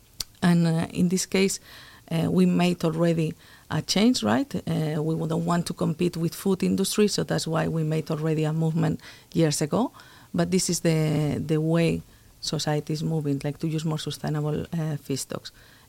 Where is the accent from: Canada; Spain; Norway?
Spain; also born or lived in United States; Yeah, so I'm originally from Spain. I studied there at the University of Zaragoza a long time ago, chemical engineering.